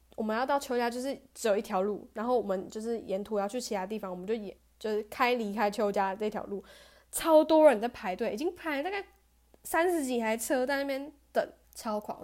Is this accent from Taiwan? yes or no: yes; Taichung, Taiwan; moved away as an adult; now in Kaohsiung, Taiwan; 我是台中人嘛